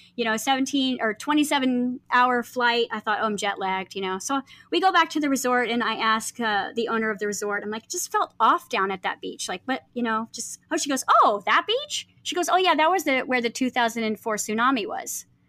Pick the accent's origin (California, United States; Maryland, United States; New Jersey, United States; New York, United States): California, United States; moved away; I grew up in California, and, you know, my family didn't have any money, and so we lived really close to Compton